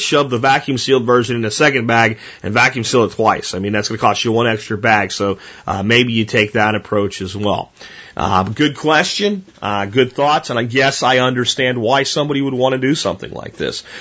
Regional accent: United States; We're Americans first

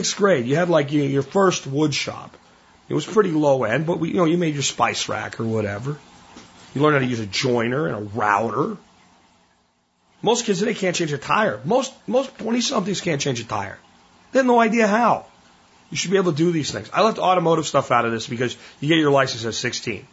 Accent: Texas, United States; Growing up in Texas

